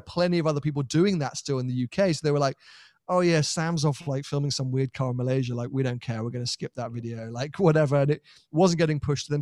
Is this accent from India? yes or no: no; United Kingdom; as a European, as a Brit